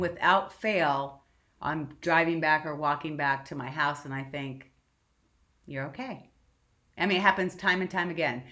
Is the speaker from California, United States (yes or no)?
yes; Southern California, United States; I'm born and raised in Southern California